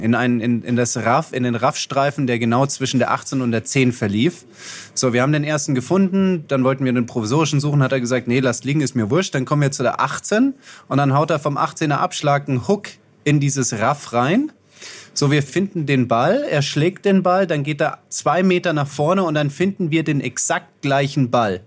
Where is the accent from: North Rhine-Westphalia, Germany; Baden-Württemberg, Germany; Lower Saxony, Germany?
Baden-Württemberg, Germany; Heidelberg area; ich aus der Heidelberger Gegend